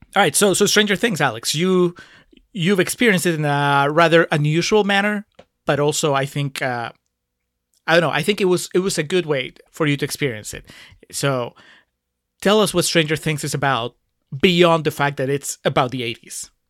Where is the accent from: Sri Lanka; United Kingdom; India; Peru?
Peru; moved away; I grew up in Peru